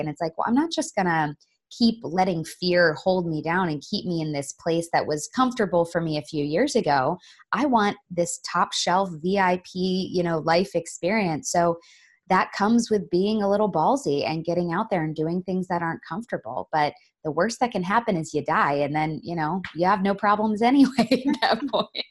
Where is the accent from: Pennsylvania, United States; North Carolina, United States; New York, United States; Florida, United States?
Florida, United States; I grew up in Florida